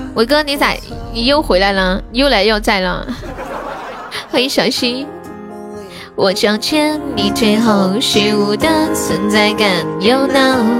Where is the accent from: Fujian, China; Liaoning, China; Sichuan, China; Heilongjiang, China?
Sichuan, China; 我是四川人